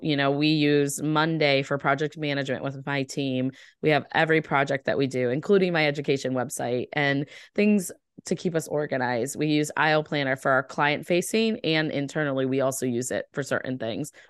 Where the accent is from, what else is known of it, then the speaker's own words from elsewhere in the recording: Ohio, United States; now in Boston, United States; I'm from Ohio, so I'm very, very, um, nice, I would say, and I live in East I, I live in the East Coast in Boston